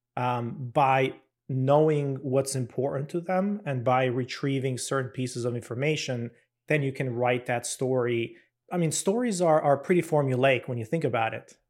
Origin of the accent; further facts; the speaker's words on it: Albania; moved away as an adult; now in United States; I'm originally from Albania.